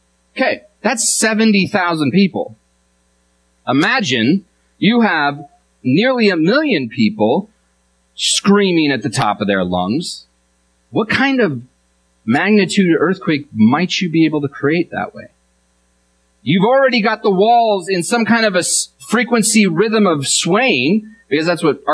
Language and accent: English; Washington, United States; I'm from Washington, and so I'm a fan of the Seahawks